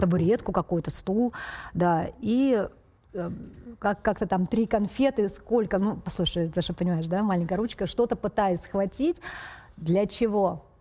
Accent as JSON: {"language": "Russian", "town": "Feodosia", "region": "Crimea", "country": "Ukraine", "tie": "born or raised there", "said": "я родилась в Феодосии"}